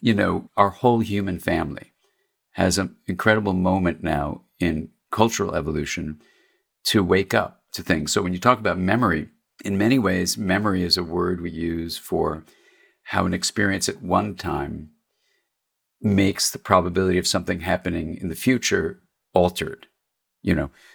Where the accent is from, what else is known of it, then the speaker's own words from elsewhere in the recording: Los Angeles, California, United States; I grew up in Los Angeles